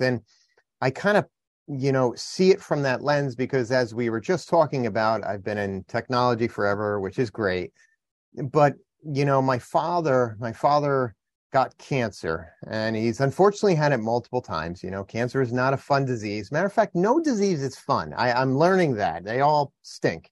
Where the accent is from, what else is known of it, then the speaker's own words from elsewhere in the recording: New Jersey, United States; I'm from New Jersey